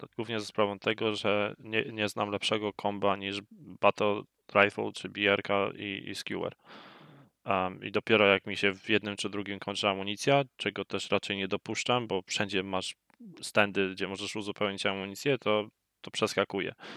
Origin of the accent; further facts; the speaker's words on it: Poland; moved away